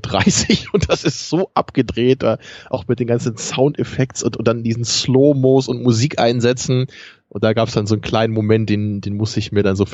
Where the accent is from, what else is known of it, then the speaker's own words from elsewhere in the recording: Braunschweig, Lower Saxony, Germany; born there; Ich bin ja in Braunschweig geboren. Da habe ich aber nicht so lange gelebt